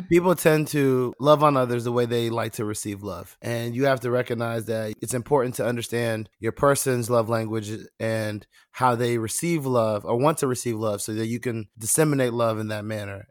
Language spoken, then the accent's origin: English; Nigeria; Me being Nigerian